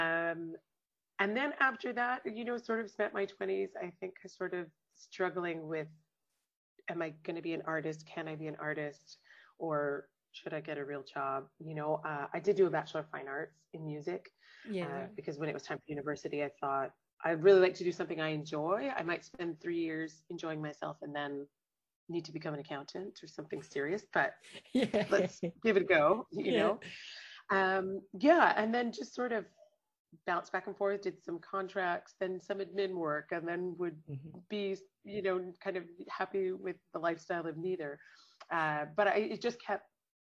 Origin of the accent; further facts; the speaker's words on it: Canada; moved away as an adult; now in Dubai, United Arab Emirates; as a Canadian where I grew up swimming in icy lakes